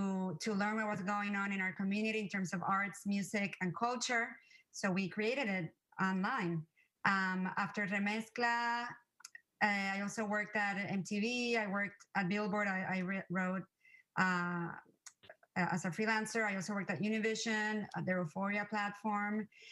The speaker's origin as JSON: {"language": "English", "country": "Puerto Rico", "tie": "born or raised there", "also_born_or_lived": "New York City", "moved": "as an adult", "said": "I grew up in Puerto Rico and I went to New York City for college."}